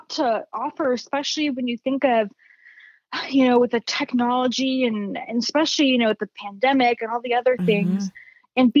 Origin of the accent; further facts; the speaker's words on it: California, United States; now in Arizona, United States; I grew up in the Bay Area and it is so like with the tech industry out there, it is so fast paced.